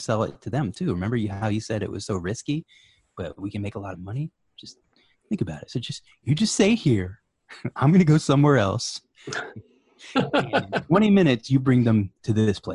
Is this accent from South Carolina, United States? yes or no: yes; South Carolina, United States; now in Virginia, United States; I'm from South Carolina